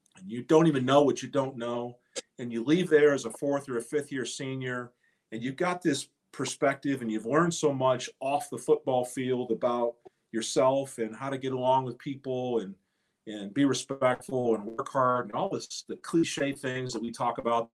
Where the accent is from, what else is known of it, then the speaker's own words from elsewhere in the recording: Texas, United States; moved away as an adult; also born or lived in Michigan; I was a kid from Texas, but I had roots here in Michigan.